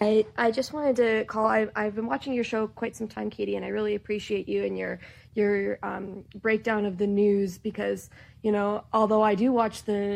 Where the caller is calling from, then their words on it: Canada; I'm actually calling from the Great White North up in Canada.